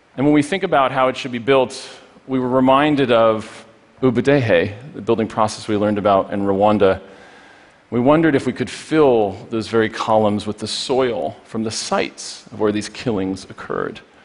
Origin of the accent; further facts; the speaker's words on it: Poughkeepsie, New York, United States; Poughkeepsie, my hometown